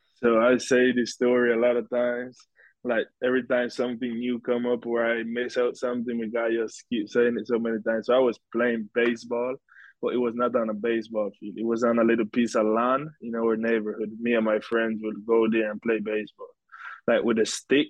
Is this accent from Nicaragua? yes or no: yes; Bluefields, South Caribbean Coast Autonomous Region, Nicaragua; now in United States; I grew up in Bluefields, Nicaragua, the Caribbean coast of Nicaragua